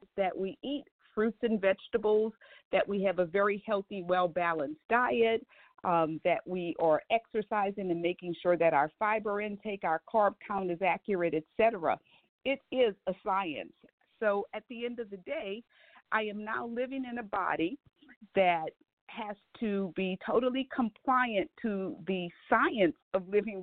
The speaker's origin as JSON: {"language": "English", "town": "New Orleans", "region": "Louisiana", "country": "United States", "moved": "yes", "said": "Originally, I am from New Orleans"}